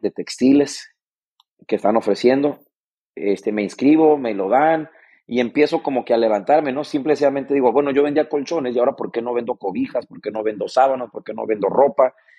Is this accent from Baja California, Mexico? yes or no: yes; Mexicali, Baja California, Mexico; vengo de Mexicali